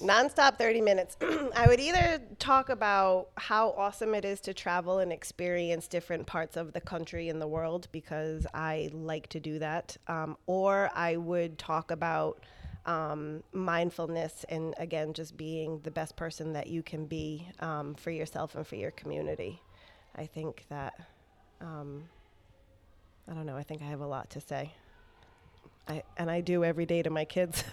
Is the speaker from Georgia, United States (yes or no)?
no; Providence, Rhode Island, United States; also born or lived in Warwick, Rhode Island; I pretty much grew up in Providence